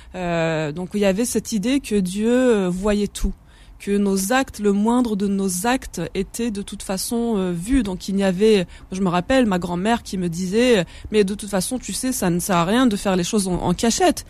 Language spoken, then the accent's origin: French; Kabylie, Algeria; first language Kabyle; French is a second language; moved away; also born or lived in Paris; je suis né à Paris et puis euh, je suis partie, euh, je suis repartie avec mes, mes parents très très jeunes euh, en Kabylie. Donc j'ai grandi en Kabylie